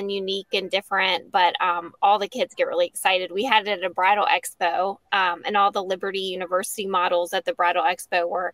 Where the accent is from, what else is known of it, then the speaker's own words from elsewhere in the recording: Lynchburg, Virginia, United States; moved away as an adult; also born or lived in Charlotte, North Carolina; now in Bedford, United States; I'm from Lynchburg originally